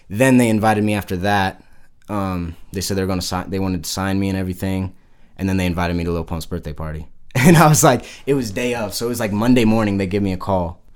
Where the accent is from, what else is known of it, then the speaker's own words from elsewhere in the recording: Park City, Utah, United States; also born or lived in Salt Lake City, Utah / Heber, Utah; I was born down here in Salt Lake. Lived in Heber for like the first 2 years of my life, and then moved into Park City and been there ever since